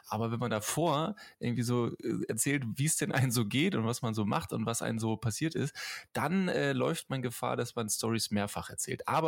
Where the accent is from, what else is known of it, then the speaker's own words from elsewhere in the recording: Tübingen, Baden-Württemberg, Germany; Ja, ich auch. Ich komme